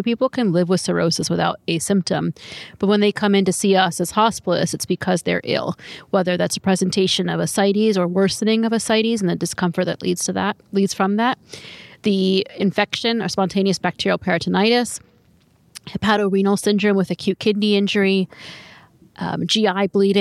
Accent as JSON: {"language": "English", "region": "North Carolina", "country": "United States", "said": "I'm from North Carolina"}